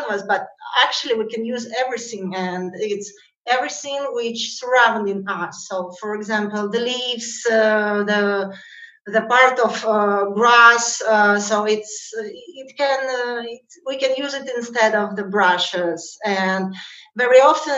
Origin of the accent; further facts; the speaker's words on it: Russia; I'm from natively from Russia